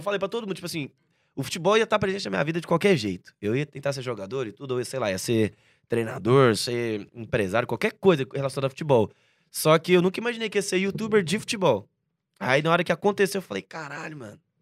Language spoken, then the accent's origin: Portuguese; Goiânia, Goiás, Brazil; now in São Paulo, Brazil; nasci em Goiânia, uhum. dia 2 de junho de 1998